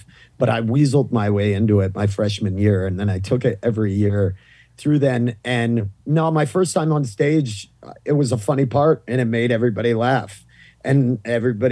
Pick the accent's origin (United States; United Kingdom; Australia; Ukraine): United States; Maine; accent: thick Maine accent; moved away; I grew up in the Northeast